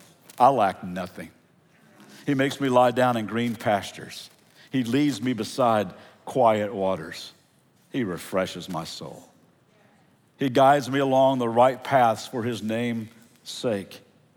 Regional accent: Central Kentucky, United States; moved away; also born or lived in California; I'm from Central Kentucky. Actually, we just moved 2 weeks ago from California back to Kentucky to help with family. And Central Kentucky is a beautiful place.

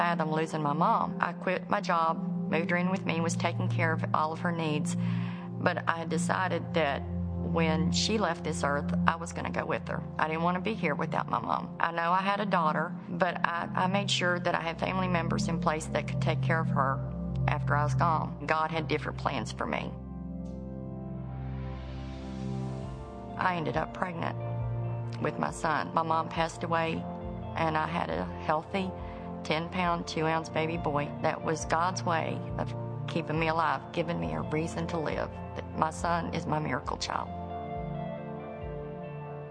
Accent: West Virginia, United States; I grew up in West Virginia with a large family.

